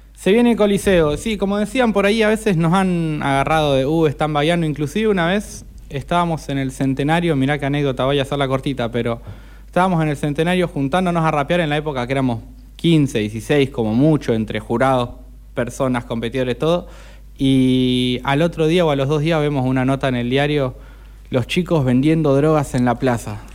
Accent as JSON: {"language": "Spanish", "country": "Argentina", "said": "somos argentinos"}